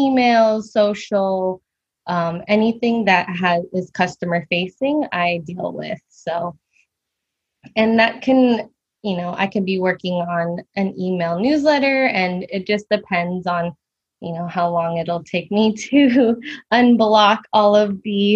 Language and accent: English; Bay Area, California, United States; I am born and raised in the Bay Area, California